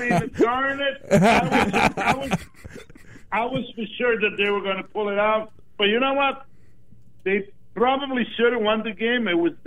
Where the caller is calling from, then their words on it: Myrtle Beach, South Carolina, United States; from South Carolina, Myrtle Beach.